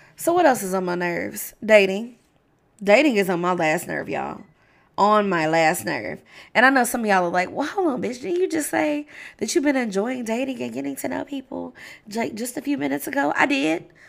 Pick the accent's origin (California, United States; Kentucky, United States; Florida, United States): Kentucky, United States; Louisville; as a high school student growing up in Louisville, Kentucky